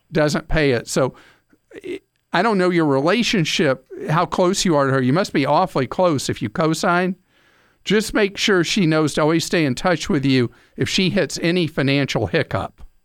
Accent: United States; we, the American people

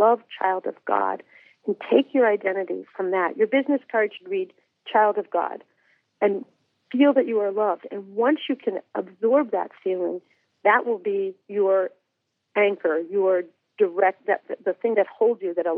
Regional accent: Massachusetts, United States; I grew up in Massachusetts as well

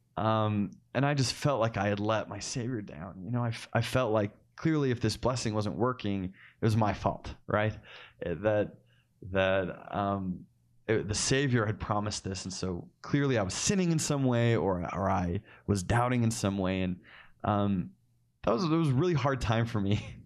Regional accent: Cottonwood Heights, Utah, United States; I actually just grew up down the street from where the Ostlers are, so in Collingwood Heights, Utah

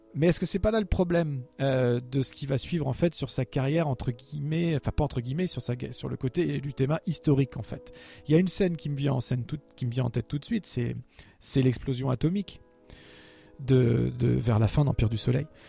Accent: France; en tant que Français

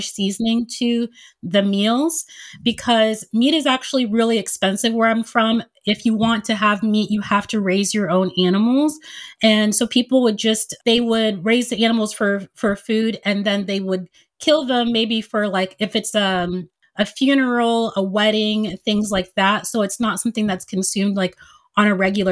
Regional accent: United States; also born or lived in Nigeria; my family immigrated to the United States when I was 2 years old.

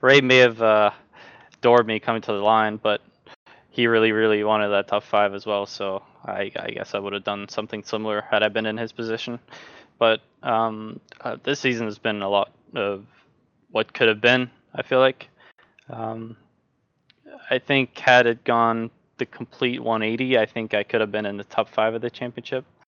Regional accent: Norway; I'm from Norway

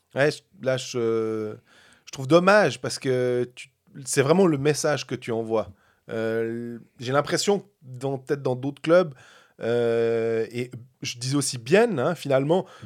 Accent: Switzerland; on est de Suisse

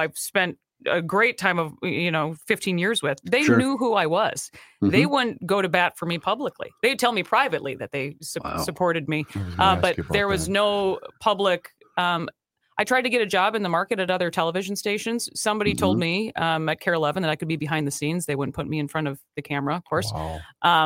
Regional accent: Minnesota, United States; as a Minnesotan

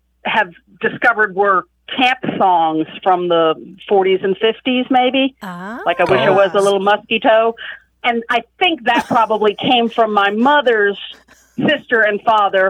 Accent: New England, outside Boston, Massachusetts, United States; now in Kentucky, United States; growing up in New England, outside Boston

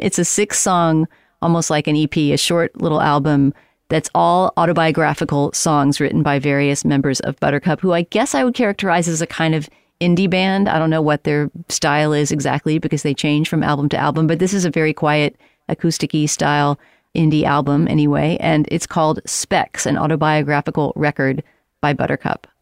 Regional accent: San Antonio, Texas, United States; moved away; also born or lived in Helotes, Texas; I grew up in Texas in San Antonio, but my early childhood was spent in Helotes, which used to be a small town outside of San Antonio

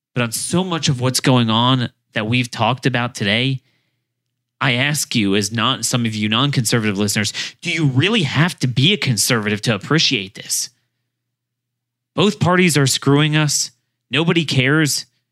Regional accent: Baltimore, Maryland, United States; my hometown

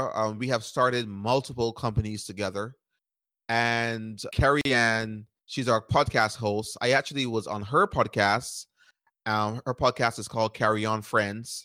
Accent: Barbados; moved away as an adult; now in United States; I grew up in Barbados, and I moved to the United States at 18 years old to go to college

